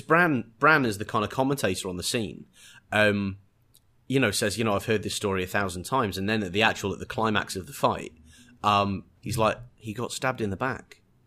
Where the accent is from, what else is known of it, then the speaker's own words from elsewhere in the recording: England, United Kingdom; being English